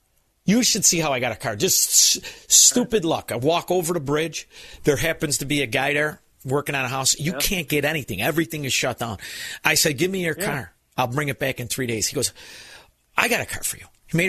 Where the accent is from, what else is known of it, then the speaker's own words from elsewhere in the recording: Melrose Park, Illinois, United States; Listen, I'm from Melrose Park. I'm not on the good side.